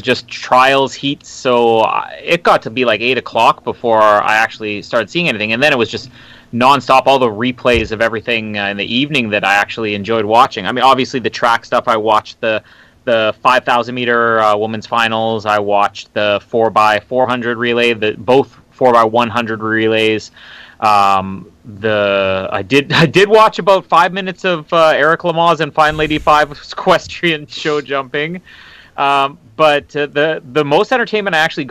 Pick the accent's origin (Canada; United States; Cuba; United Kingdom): Canada